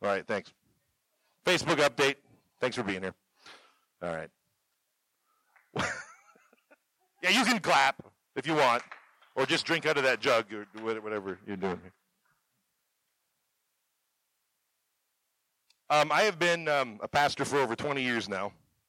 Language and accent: English; Canada; moved away as an adult; also born or lived in Gordon, Nebraska; now in Chadron, United States; I am from Canada